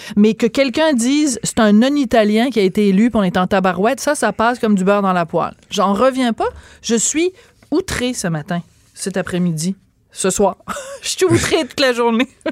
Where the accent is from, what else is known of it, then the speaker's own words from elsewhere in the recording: Montreal, Quebec, Canada; on est tous des Canadiens, puis on est tous des Québécois, puis je te dirais, on est tous des Montréalais